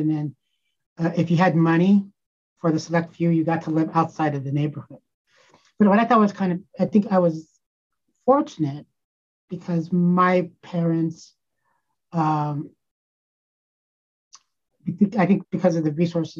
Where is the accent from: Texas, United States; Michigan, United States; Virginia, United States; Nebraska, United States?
Nebraska, United States; Scottsbluff; also born or lived in Denver, Colorado; now in St. Louis, United States; we moved back to Nebraska when I was three. And so I think growing up in this very small town in Nebraska